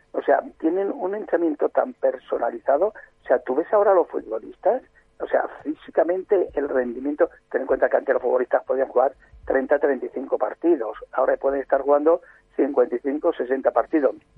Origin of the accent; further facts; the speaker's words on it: Trujillo, Extremadura, Spain; yo soy Trujillo, de Cáceres